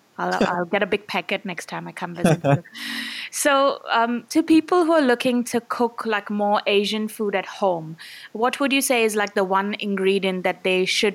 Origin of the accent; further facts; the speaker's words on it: India; as an Indian